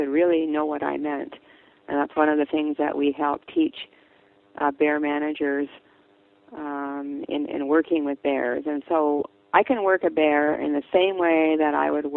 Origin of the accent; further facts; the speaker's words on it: British Columbia, Canada; I'm from British Columbia